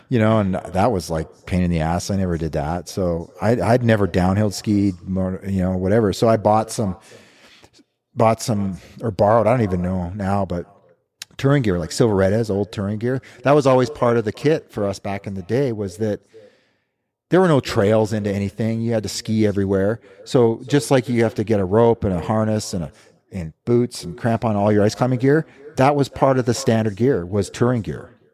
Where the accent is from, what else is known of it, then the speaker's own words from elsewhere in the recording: Big Timber, Montana, United States; moved away; also born or lived in Canadian Rockies; I grew up here in Montana in a little town called Big Timber, about sixty miles from here. And born and raised